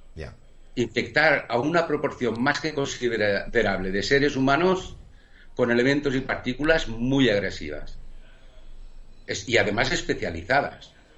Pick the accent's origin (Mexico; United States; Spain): Spain; nosotros, como, como españoles